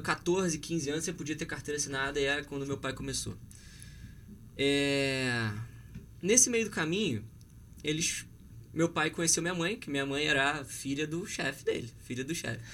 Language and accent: Portuguese; Petrópolis, Rio de Janeiro, Brazil; eu sou de Petrópolis